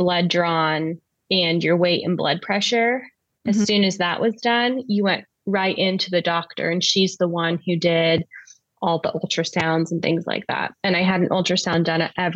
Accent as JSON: {"language": "English", "region": "Southern California", "country": "United States", "also_born_or_lived": "Southwestern Germany", "moved": "as an adult", "lives_now": "Germany", "said": "I'm originally from Southern California, but I'm currently living in Southwestern Germany"}